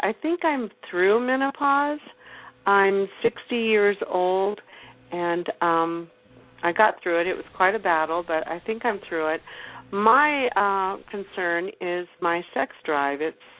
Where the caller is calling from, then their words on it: Colorado, United States; I'm calling from Colorado.